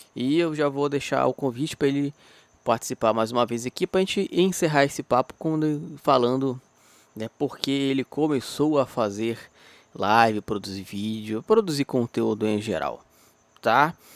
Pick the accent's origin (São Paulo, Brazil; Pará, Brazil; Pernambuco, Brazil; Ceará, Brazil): Pará, Brazil; eu sou do Pará